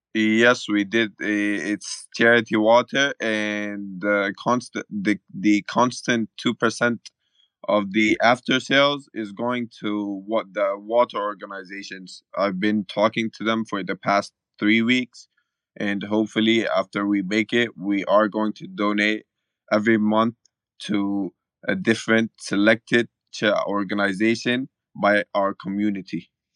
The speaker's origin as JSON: {"language": "English", "region": "Khartoum", "country": "Sudan", "tie": "born or raised there", "said": "I'm from Khartoum, Sudan. I'm born and raised."}